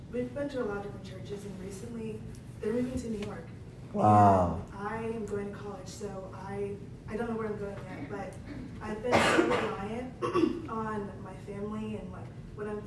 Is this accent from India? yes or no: no; Colombia; I am also from Colombia.